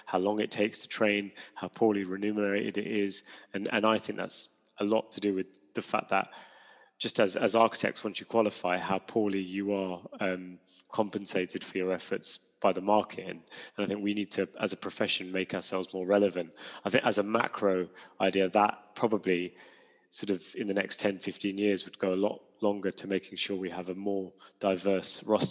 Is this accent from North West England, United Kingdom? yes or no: no; London, United Kingdom; I grew up in London